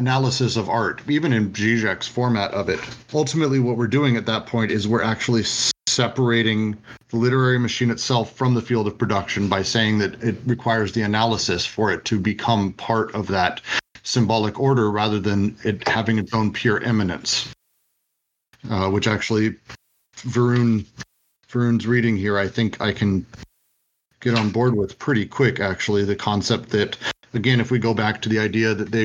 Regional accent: Denver, Colorado, United States; I grew up in Denver.

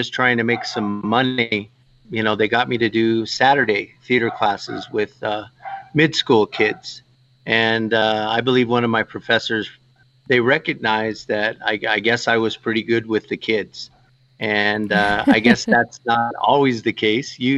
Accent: Fort Wingate, New Mexico, United States; I grew up on the Navajo Reservation

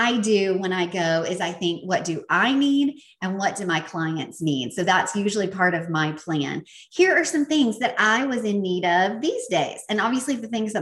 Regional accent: the South, United States; accent: Southern; my Southern accent

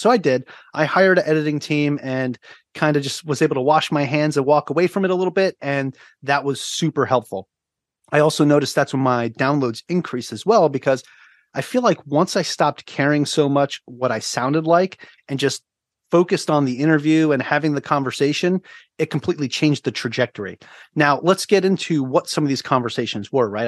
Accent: Long Island, New York, United States; moved away as an adult; also born or lived in Virginia; now in Oahu, Hawaii, United States; I'm originally from Long Island, New York, now living on Oahu, Hawaii

